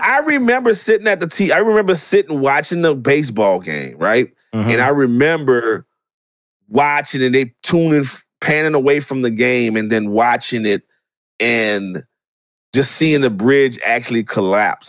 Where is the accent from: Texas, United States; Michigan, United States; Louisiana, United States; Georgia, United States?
Louisiana, United States; New Orleans; moved away; I grew up in New Orleans. I grew up in the '80s